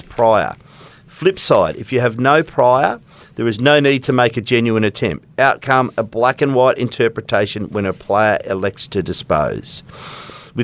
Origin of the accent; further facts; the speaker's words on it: Victoria, Australia; now in Perth, Australia; I'm from Victoria